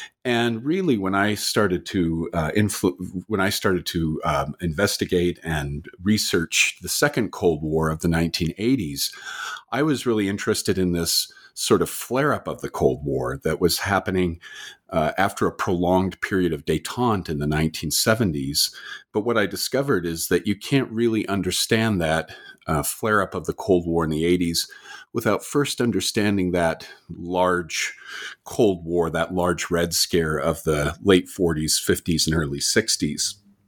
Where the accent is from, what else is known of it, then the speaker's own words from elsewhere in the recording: California, United States; also born or lived in Canada / Utah; now in Waterloo, Canada; And even though I was born in Canada, I was actually raised in the United States, in California and in Utah.